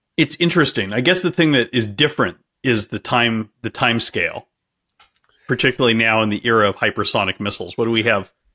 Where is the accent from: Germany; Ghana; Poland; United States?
United States; California; I'm, I'm from California and I'm, I'm broadcasting from California right now